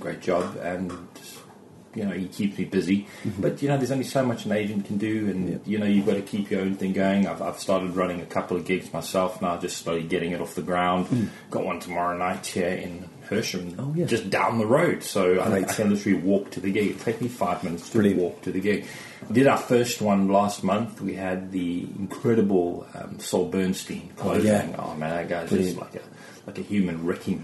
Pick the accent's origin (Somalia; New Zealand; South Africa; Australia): South Africa; Cape Town, Western Cape; moved away as an adult; now in Surrey, United Kingdom; It's Cape Town. Cape Town. That's where I'm from. That's my hometown. Born in Cape Town.